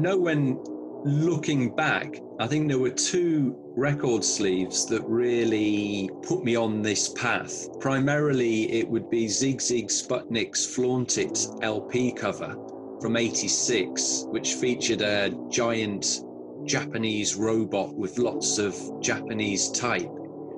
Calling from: Ealing, London, United Kingdom; I'm based in Ealing, West London.

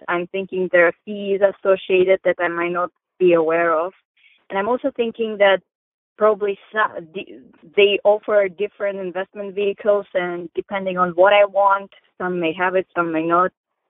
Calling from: Maryland, United States; I'm calling from Maryland.

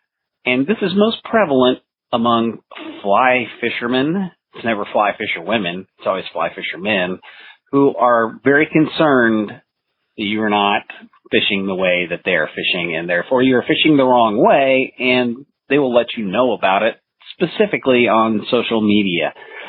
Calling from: Overland Park, Kansas, United States; Yeah, this is …, your effing librarian here in Overland Park, Kansas.

